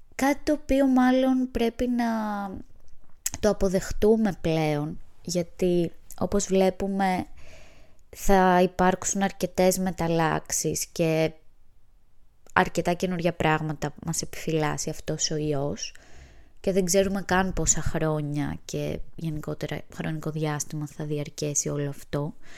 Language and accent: Greek; Kefalonia, Ionian Islands, Greece; now in Athens, Greece; Βρίσκομαι στο χωριό μου στην Κεφαλονιά